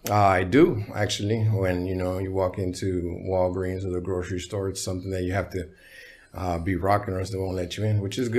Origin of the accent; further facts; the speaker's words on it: Ensenada, Baja California, Mexico; born there; moved away; They would send me back uh, to where I was born in Ensenada, Baja California, uh, with my grandma, rest in peace.